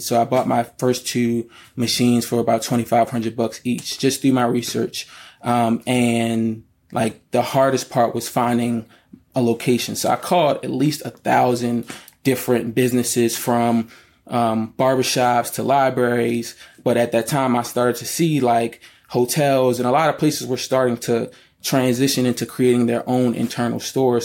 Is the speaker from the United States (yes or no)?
yes; Baltimore, Maryland, United States; I'm from Baltimore, Maryland, born and raised.